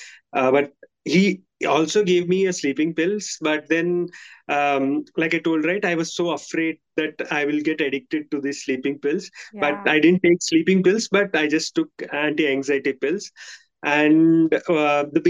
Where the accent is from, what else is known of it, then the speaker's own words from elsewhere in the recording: India; I'm from India